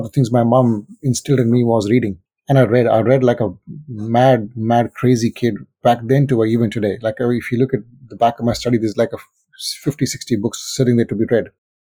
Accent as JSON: {"language": "English", "country": "India", "tie": "born or raised there", "moved": "yes", "said": "growing up in India, it's a very different culture to what is here. And I mean, I've lived in this country for a good 23 years now. And so this is home."}